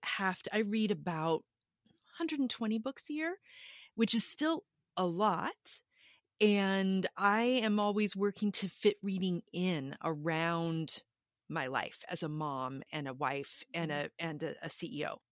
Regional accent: Austin, Texas, United States; I am from Austin, Texas

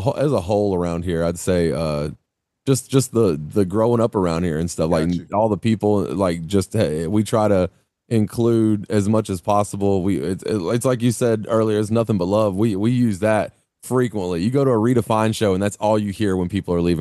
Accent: Greenwood, South Carolina, United States; now in Greenville, United States; I've been here almost my whole life. I was here until I was about 8 years old. My parents divorced. I moved to like Greenwood.

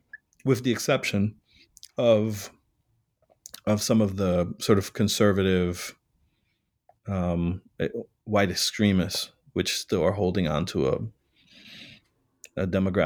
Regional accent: Chicago, Illinois, United States; I was born and raised in Chicago and worked many years prior to grad school in the Puerto Rican community.

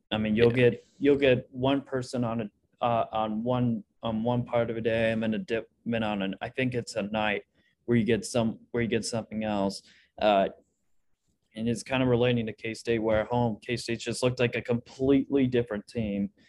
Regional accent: Lawrence, Kansas, United States; Actually, ironically, I was born in Lawrence.

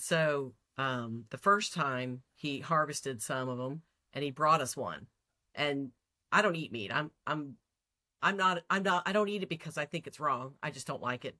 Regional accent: Texas, United States; I'm from Texas

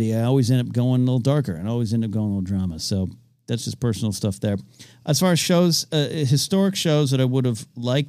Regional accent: New Jersey, United States; I love my home state. New Jersey Devils is one of the few things that surpasses my love of the Yankees.

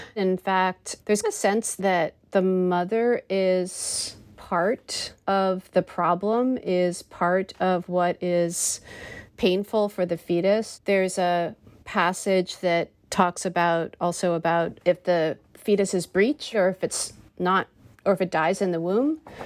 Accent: United States; being an American

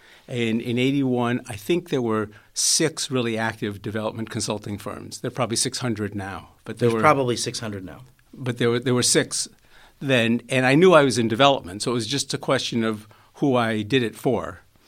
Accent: Springfield, Massachusetts, United States; I grew up in Springfield, Massachusetts.

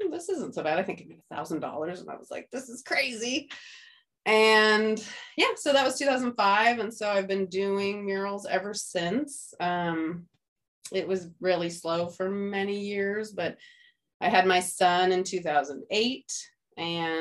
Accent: outside of Redding, Northern California, United States; moved away as an adult; also born or lived in Santa Barbara, California; now in San Diego, United States; I'm from California, from Northern California

